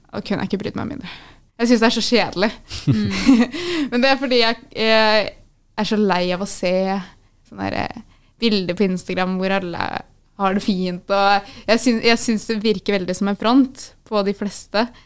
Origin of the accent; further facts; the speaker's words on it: Moss, Østfold, Norway; moved away as an adult; now in Stavanger, Norway; så er jeg egentlig fra Moss i Østfold